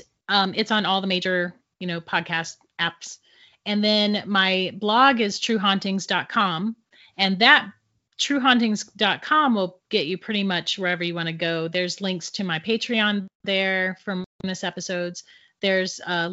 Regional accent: St. Augustine, Florida, United States; we're from St. Augustine and St. Augustine is like crazy haunted

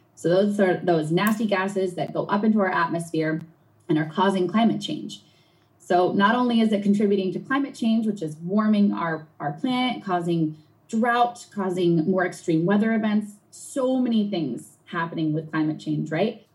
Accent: Long Island Sound shore, New England, United States; I grew up in New England on the shore of the Long Island Sound

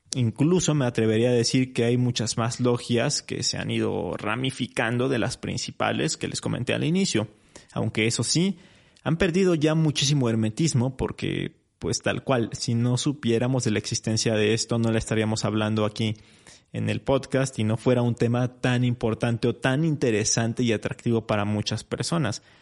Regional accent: Mexico; nuestro país

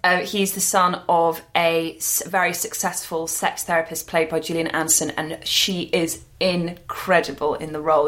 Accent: London, United Kingdom; We were both too kids growing up in London

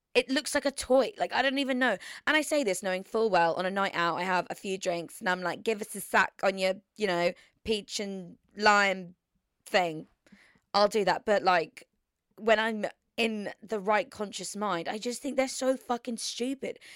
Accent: Surrey, South East England, United Kingdom; moved away; I've literally been down in Surrey, spending it with my family and my hometown friends

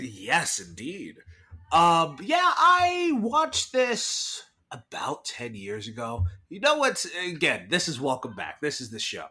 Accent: Irving, Texas, United States; my hometown, Irving, Texas

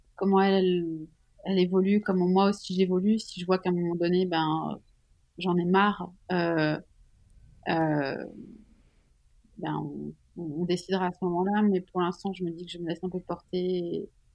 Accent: Switzerland; Je suis suisse

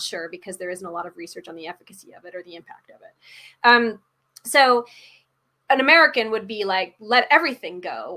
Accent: Canada; also born or lived in Washington / England; I'm, I'm Canadian

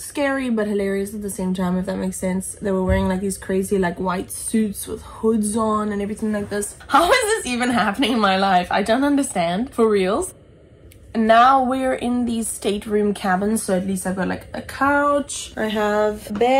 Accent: South Africa; I grew up in South Africa where I have a lot of space to breathe

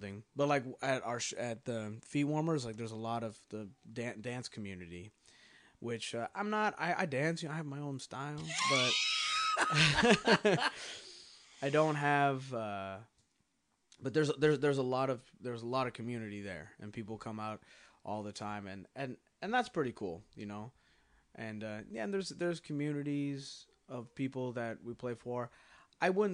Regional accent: California, United States; I'm from California

